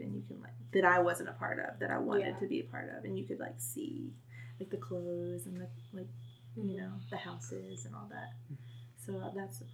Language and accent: English; United States; as an American girl